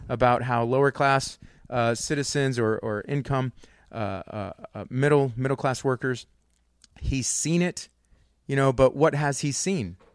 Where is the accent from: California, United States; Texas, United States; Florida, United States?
Texas, United States; Converse; I grew up in Converse